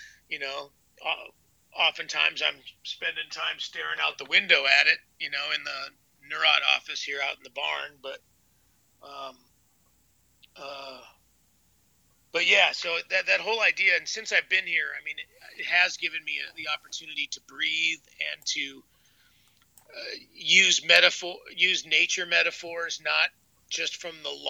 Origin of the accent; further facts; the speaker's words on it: Bay Area, California, United States; growing up in the Bay Area